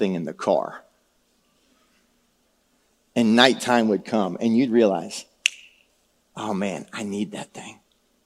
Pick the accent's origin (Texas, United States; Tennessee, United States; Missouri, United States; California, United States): Texas, United States; San Antonio; I was a city slick, man. I'm from San Antonio